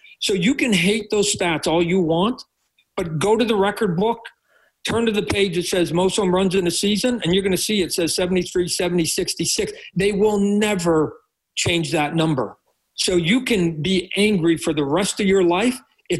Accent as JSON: {"language": "English", "country": "Canada", "said": "I think I am that Canadian to a point, right?"}